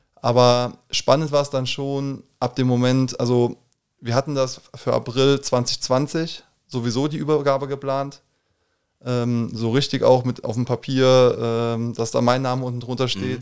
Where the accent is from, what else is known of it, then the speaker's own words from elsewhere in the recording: Koblenz, Rhineland-Palatinate, Germany; moved away as an adult; ich bin ähm, klassisch gebürtig in Koblenz-Moselweiß. Würde mich auch eher als Moselweiser als als Koblenzer bezeichnen. Aber ähm, genau, also aufgewachsen hier äh, in Koblenz